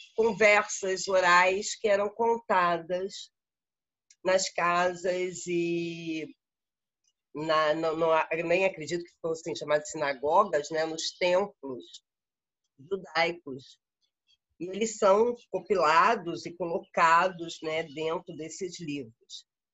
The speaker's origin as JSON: {"language": "Portuguese", "region": "Rio de Janeiro", "country": "Brazil", "moved": "as an adult", "lives_now": "Uberlândia, Brazil", "said": "no Rio de Janeiro eu tenho duas casas. A, a, grande casa que fez 100 anos agora, que é a minha casa de origem, a minha família vem de lá"}